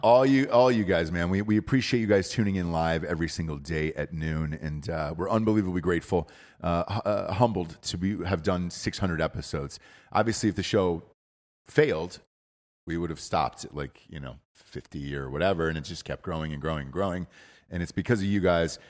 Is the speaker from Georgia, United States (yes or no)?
yes; Atlanta, Georgia, United States; I'm from Atlanta, Georgia.